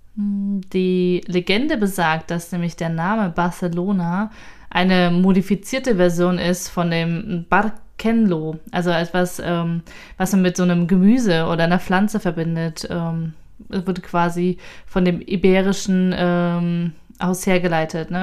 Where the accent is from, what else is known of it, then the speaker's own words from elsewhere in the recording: Thuringia, Germany; nach Thüringen, meine Heimat